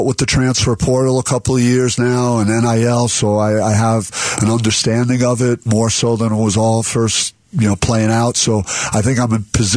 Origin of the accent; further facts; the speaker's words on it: East Coast, United States; moved away as an adult; now in Arizona, United States; I feel like Arizona feels like home to me, even though I'm from the East Coast.